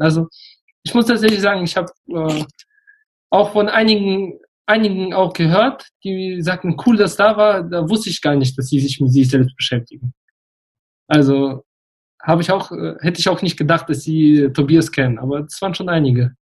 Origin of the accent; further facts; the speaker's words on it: Russia; moved away; ich bin in Russland geboren. Ich gehöre zu der Generation der Deutsch-Russen